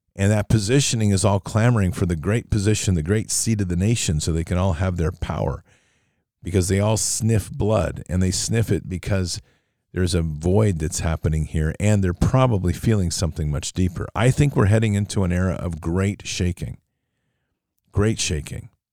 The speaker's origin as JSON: {"language": "English", "country": "United States", "said": "as an American public"}